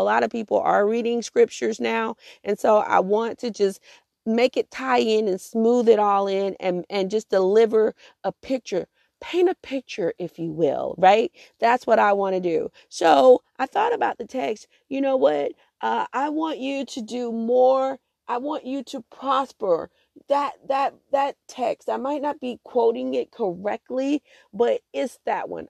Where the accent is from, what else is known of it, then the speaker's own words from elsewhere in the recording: Augusta, Georgia, United States; also born or lived in Atlanta / Columbia, South Carolina; my home city of Augusta